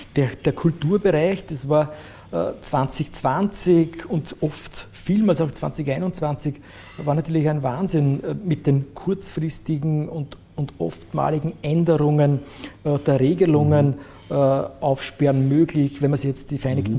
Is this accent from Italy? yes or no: no; Frauenkirchen, Burgenland, Austria; also born or lived in Eisenstadt; now in Vienna, Austria; Ja in Frankirchen aufgewachsen